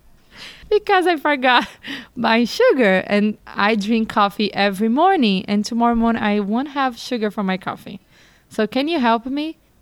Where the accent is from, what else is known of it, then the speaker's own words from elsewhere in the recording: Brazil; moved away as an adult; now in Pittsburgh, United States; I spent almost my whole life in Brazil. So growing up in Brazil